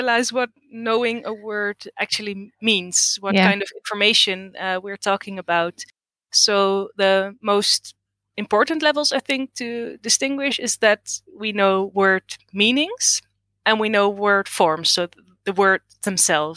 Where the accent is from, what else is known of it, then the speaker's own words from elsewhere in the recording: Netherlands; English is a second language; I was born in the Netherlands. I've lived here all my life. So my Dutch is definitely better than my Greek.